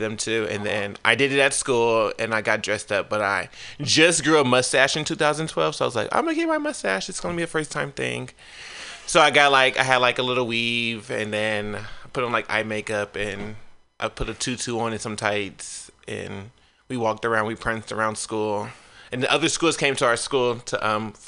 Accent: San Francisco, California, United States; San Francisco, born and raised in San Francisco

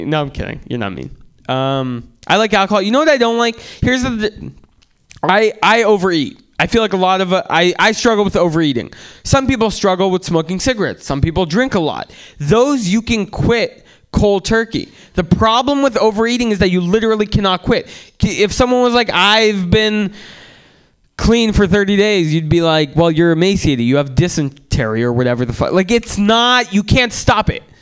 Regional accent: San Francisco, California, United States; Like everyone smoked weed growing up in San Francisco.

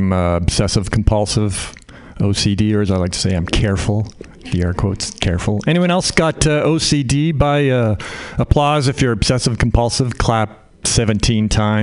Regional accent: Canada; now in United States; I'm Canadian. I grew up in Canada

